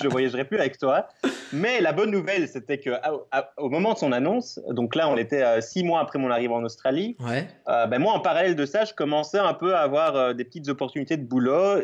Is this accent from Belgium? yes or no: yes; Belgium; je suis belge, comme ça s'entend peut-être